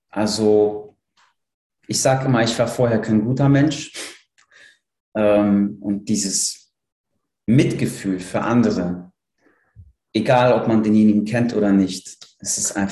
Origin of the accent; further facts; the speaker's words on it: Cologne, North Rhine-Westphalia, Germany; Ich komme ja aus Köln und hatte eine recht lange Rückfahrt